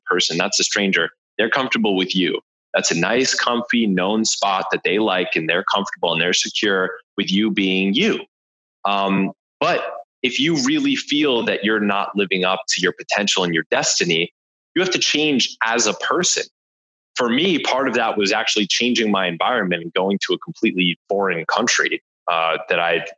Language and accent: English; New Jersey, United States; I'm from New Jersey